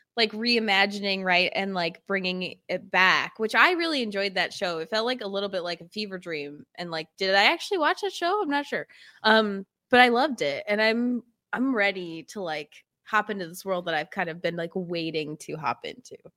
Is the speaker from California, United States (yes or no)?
no; upstate New York, United States; I'm from upstate New York, uh, grew up on a farm in the middle of nowhere